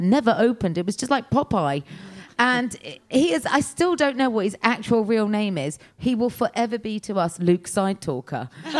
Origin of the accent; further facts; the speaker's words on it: Cheltenham, South West England, United Kingdom; moved away; I'm from Cheltenham in Gloucestershire.